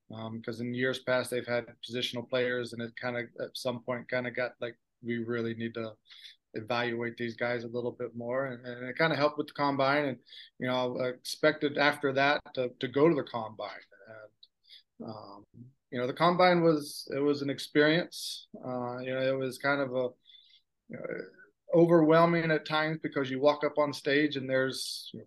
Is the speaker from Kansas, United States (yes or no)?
no; Abingdon, Virginia, United States; moved away as an adult; also born or lived in Clarksburg, West Virginia; now in Abuja, Nigeria; Grew up in Abingdon, Virginia, which is a small town in Southwest Virginia